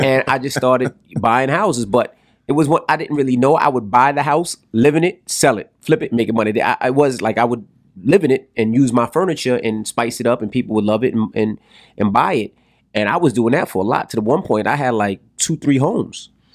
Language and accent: English; New York City, New York, United States; I'm from Queens